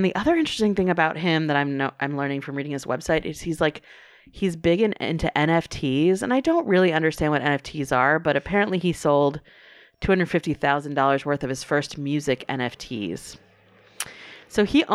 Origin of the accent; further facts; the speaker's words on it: North Carolina, United States; I grew up in the South. I grew up in North Carolina